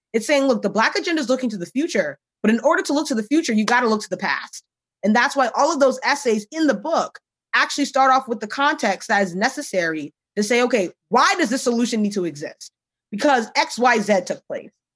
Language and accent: English; United States; I'm Ghanaian American